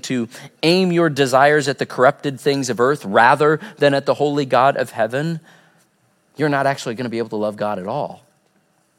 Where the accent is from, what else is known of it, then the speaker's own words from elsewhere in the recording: Southwest Missouri, United States; growing up in Southwest Missouri